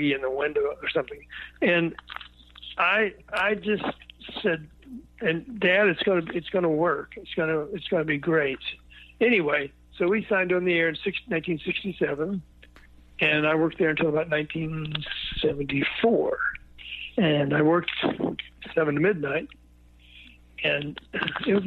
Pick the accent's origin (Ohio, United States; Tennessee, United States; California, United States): Tennessee, United States; Memphis; I was born in Memphis, Tennessee.